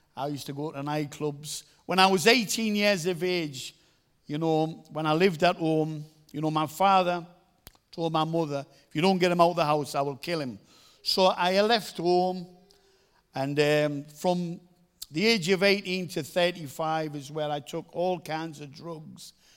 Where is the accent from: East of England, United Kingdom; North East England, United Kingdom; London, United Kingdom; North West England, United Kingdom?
North East England, United Kingdom; Middlesbrough; I come from Middlesbrough